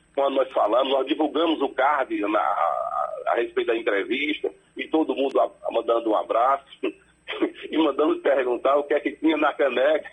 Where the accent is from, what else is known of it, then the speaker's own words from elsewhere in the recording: Centro Ferro, interior of Bahia, Brazil; E nós somos aqui do, do interior aqui de, de da, da Bahia, em Centro Ferro, minha terra natal